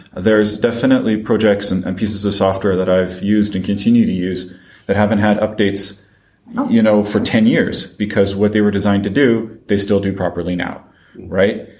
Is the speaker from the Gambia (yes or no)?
no; France; also born or lived in Paris; despite my accent, I am French and I live in Paris